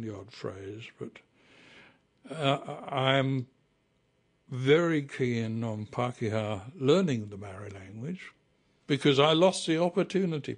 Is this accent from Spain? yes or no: no; England, United Kingdom; moved away as an adult; also born or lived in New Zealand; now in Paraparaumu, New Zealand; I was born in England and lived the first half of my life there